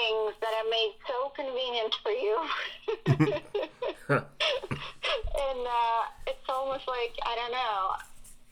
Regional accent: Russia; English is a second language; moved away as an adult; also born or lived in Italy / Switzerland / New York; now in United States; would have never left Russia if I didn't speak any English. I learned English

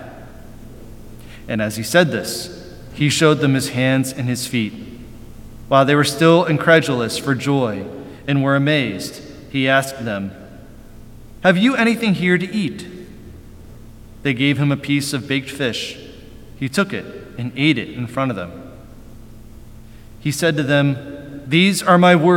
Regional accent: Western Pennsylvania, United States; I grew up in Western Pennsylvania

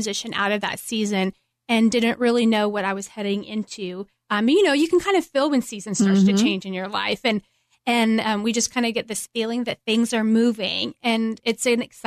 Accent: Midland, Texas, United States; moved away as an adult; also born or lived in Cleveland, Tennessee; I grew up in Midland, Texas

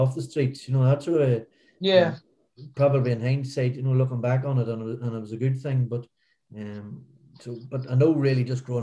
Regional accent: Newry, Northern Ireland, United Kingdom; born or raised there

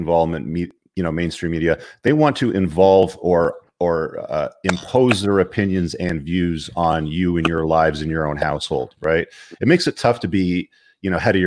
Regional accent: Canada

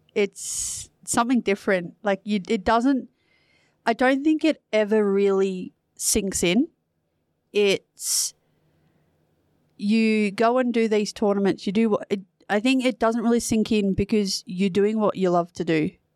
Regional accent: New South Wales, Australia; moved away as an adult; now in Perth, Australia; I'm originally from New South Wales

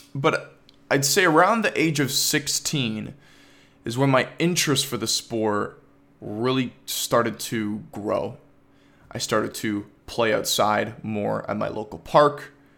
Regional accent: Toronto, Ontario, Canada; I'm from Toronto, Ontario

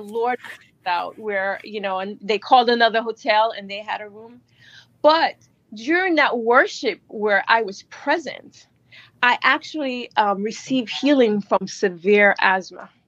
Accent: Jamaica; now in New York, United States; I was born in Jamaica, and I migrated here. I live in New York

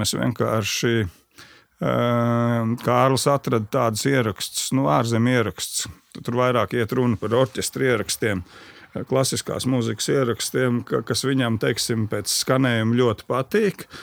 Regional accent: Sabile, Kurzeme, Latvia; also born or lived in Ģibuļi parish (birthplace) / Kandava; es dzīvoju pie Sabilas

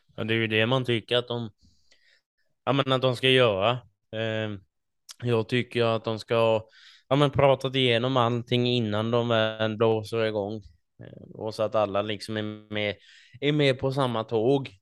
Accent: Småland, Sweden; som smålänningar eh, som vi är

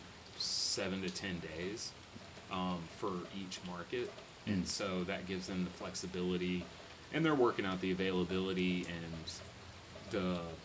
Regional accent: Gatesville, Texas, United States; now in Fort Worth, United States; I grew up in a town called Gatesville. Which is west of Waco.

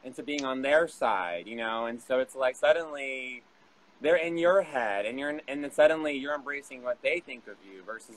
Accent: Texas, United States; also born or lived in New York; not in the same little Texas box that I've been known for and what I've known all my life

